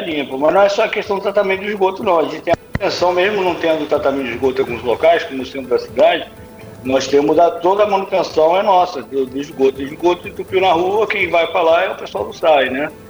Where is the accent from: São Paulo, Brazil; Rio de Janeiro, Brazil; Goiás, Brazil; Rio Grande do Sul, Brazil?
Rio de Janeiro, Brazil; Angra dos Reis; eu cresci em Angra ouvindo histórias sobre o Rio do Choro